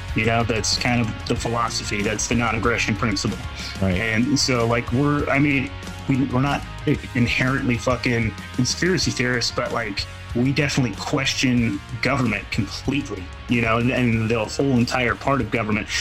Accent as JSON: {"language": "English", "region": "Pacific Northwest", "country": "United States", "said": "in between Oregon and Washington. That's where we're from, Pacific Northwest."}